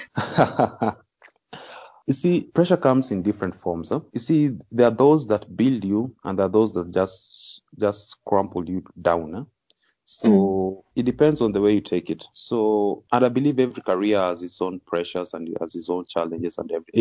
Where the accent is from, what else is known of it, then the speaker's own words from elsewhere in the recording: Kisumu, Kisumu County, Kenya; also born or lived in Nakuru County / Siaya County / Kakamega; most of my childhood I can just bear it in Kisumu County. That's why I usually say Kisumu is home